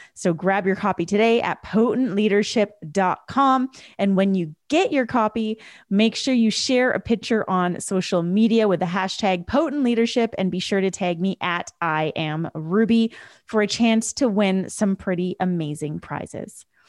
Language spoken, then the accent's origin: English; Canada; I was raised in Canada. My parents were raised in India.